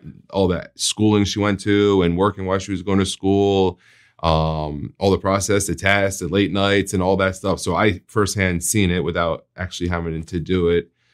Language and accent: English; New Jersey, United States; moved away as an adult; now in Florida, United States; I'm, I'm from New Jersey, so I used to live in North Jersey, and when we went to the beach, we would call it, we're going to the shore